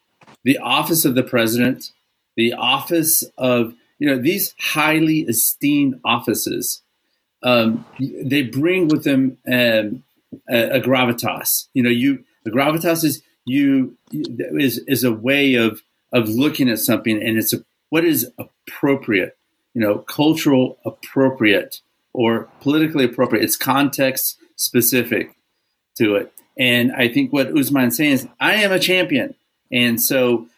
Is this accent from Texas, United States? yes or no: yes; Texas, United States; I'm from Texas